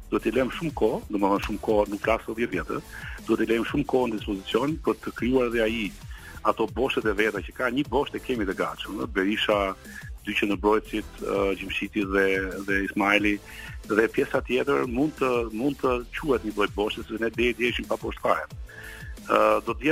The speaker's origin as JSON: {"language": "Albanian", "country": "Albania", "said": "ne jemi shqiptarë"}